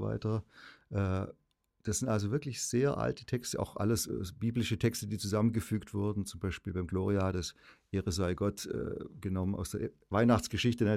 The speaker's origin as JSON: {"language": "German", "town": "Ravensburg", "region": "Baden-Württemberg", "country": "Germany", "tie": "born or raised there", "said": "ich bin 64 in Ravensburg, Oberschwaben geboren, gut katholisch aufgewachsen im besten Sinne"}